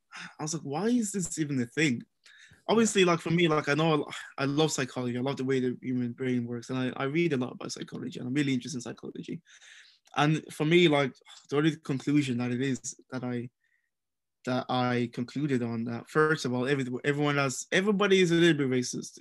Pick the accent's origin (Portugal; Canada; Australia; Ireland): Ireland; moved away as an adult; also born or lived in Nigeria; now in United Kingdom; I grew up in Ireland. So I grew up in Ireland from the age of 3 years old to about 18 years old.